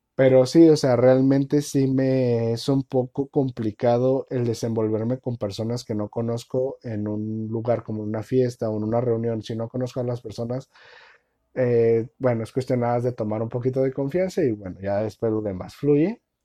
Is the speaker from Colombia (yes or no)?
no; Mexico; uno como mexicano